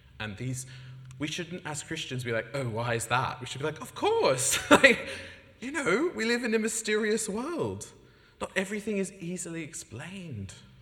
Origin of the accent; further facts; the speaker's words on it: Sydney, New South Wales, Australia; moved away as an adult; now in United Kingdom; I come from Sydney, Australia